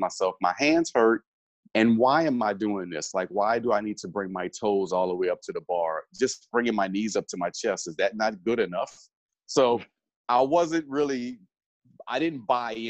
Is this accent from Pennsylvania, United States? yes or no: no; New Orleans, Louisiana, United States; Born and raised in New Orleans